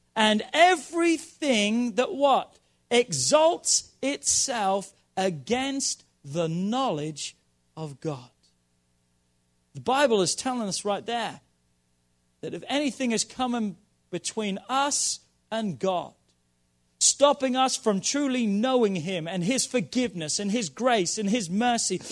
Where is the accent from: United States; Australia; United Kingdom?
United Kingdom; Norwich, East of England; moved away; my hometown of Norwich